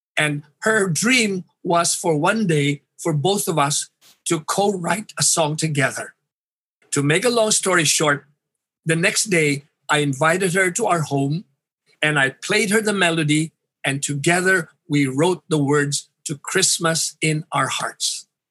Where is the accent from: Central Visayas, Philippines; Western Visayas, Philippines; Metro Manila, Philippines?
Western Visayas, Philippines; Iloilo City; I grew up in Iloilo City in the 50s